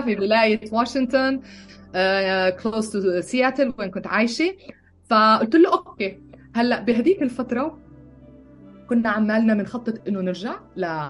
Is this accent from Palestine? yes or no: yes; Bethlehem, West Bank, Palestine; moved away as an adult; also born or lived in Jerusalem / United States; now in Austria; ولدت بالقدس فلسطينية تربيت ببيت لحم